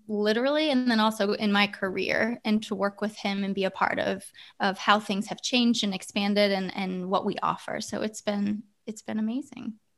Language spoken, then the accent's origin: English; Ohio, United States; moved away as an adult; now in California, United States; grew up in Ohio